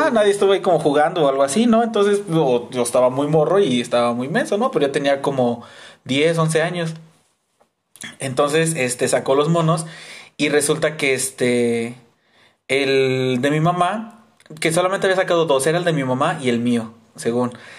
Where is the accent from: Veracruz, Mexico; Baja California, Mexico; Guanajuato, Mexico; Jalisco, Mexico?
Veracruz, Mexico; cuando era niño, este, aquí en Veracruz, en donde vivimos en el estado